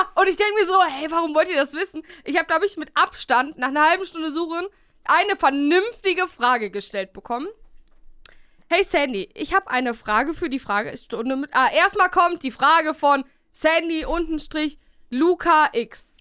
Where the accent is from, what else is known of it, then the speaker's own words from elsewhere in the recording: Bielefeld, North Rhine-Westphalia, Germany; now in Cologne, Germany; hier bei uns in Bielefeld